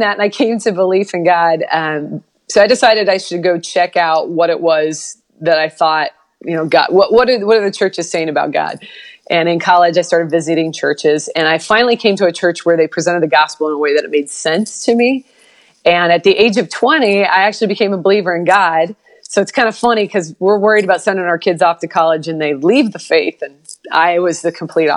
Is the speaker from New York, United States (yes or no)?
no; Portland, Oregon, United States; now in Texas, United States; I'm from Portland, Oregon, and I was not raised in church. So if you know anything about the culture in Portland, Oregon, it's very different from where I live now, especially religiously, because I live in Texas